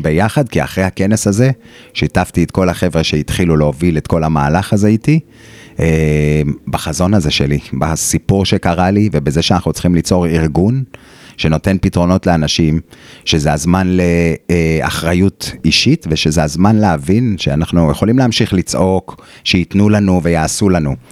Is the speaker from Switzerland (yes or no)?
no; Israel; moved away; also born or lived in Australia; אנחנו הישראלים הדעתנים והווכחנים